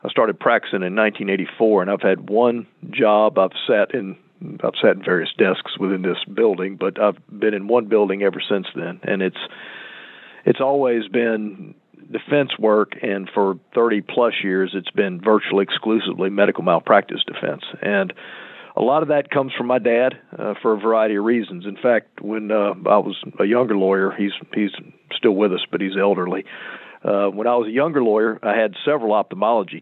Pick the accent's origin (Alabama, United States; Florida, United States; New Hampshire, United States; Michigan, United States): Florida, United States; Lakeland; accent: native Central Florida; also born or lived in Chicago; this is a native Central Florida accent. I was born at Cook County Hospital. My dad was a resident at the Illinois Eye and Ear Infirmary. He actually was the first retinal surgeon in Central Florida. And I was born in Chicago, and then for a variety of reasons, we came to Lakeland. And so I arrived in Lakeland when I was about four